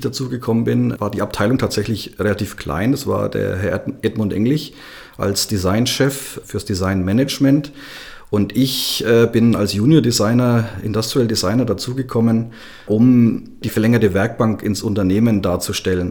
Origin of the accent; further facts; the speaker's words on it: Upper Franconia, Bavaria, Germany; ich ja ein mehr oder weniger gebürtiger Oberfranke bin